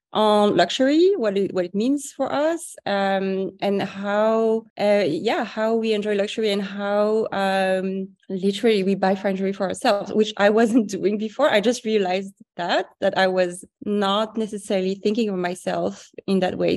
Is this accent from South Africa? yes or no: no; Paris, Île-de-France, France; I grew up in Paris.